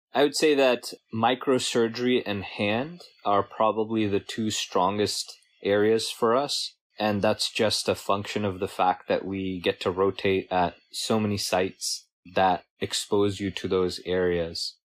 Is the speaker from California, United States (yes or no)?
yes; Bay Area, California, United States; grew up in the Bay Area.